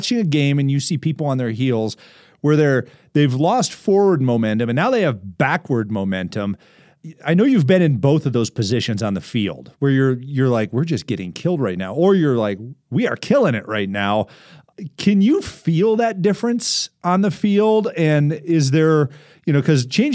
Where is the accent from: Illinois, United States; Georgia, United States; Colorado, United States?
Colorado, United States; Denver; I grew up in Denver, or South Denver, actually